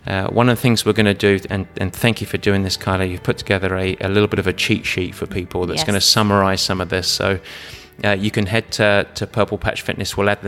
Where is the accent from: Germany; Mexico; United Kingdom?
United Kingdom; England; Now, the last question, and I'm English, so be careful on me here.